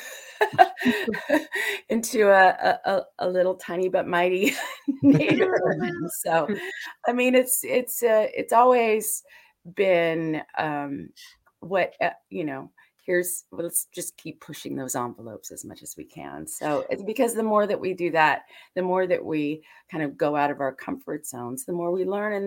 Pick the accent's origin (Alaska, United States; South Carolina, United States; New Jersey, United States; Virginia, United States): Alaska, United States; I was born and raised up in Alaska